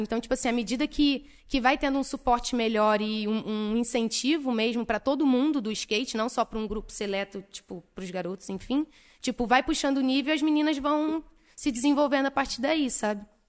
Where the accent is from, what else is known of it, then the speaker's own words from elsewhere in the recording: Niterói, Rio de Janeiro, Brazil; Eu sou de Niterói, RJ